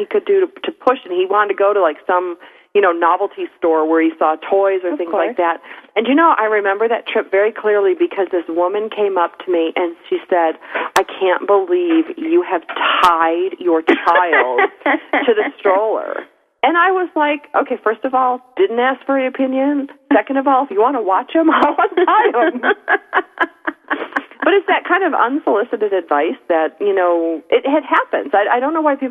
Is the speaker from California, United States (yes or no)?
no; Buffalo, New York, United States; I grew up in Buffalo